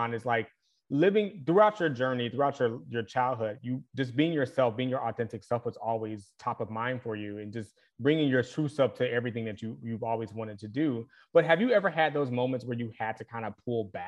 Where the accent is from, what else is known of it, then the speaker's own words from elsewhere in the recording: the South, United States; I grew up in the South